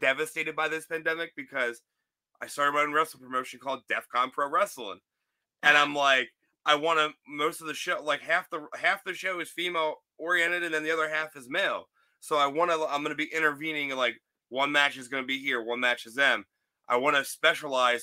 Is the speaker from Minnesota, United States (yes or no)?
no; Philadelphia, Pennsylvania, United States; moved away; also born or lived in Florida; I'm from the Philly area and I learned how to drive in Florida